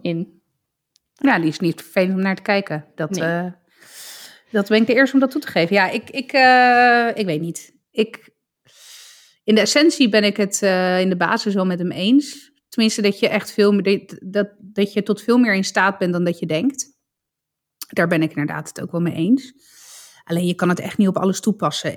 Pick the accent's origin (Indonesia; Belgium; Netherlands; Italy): Italy; voor mij als Italiaan